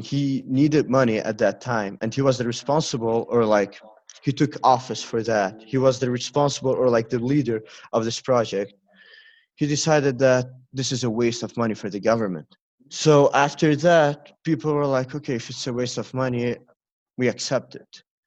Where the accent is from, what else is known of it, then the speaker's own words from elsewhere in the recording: Lebanon; I'm 17 years old and I'm from Lebanon.